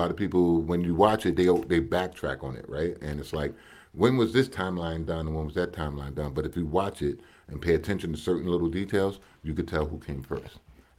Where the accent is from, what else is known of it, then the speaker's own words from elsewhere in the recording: United States; now in Canada; I'm American